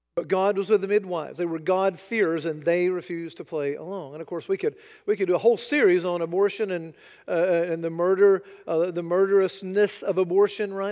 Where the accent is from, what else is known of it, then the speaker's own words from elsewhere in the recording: United States; I'm an American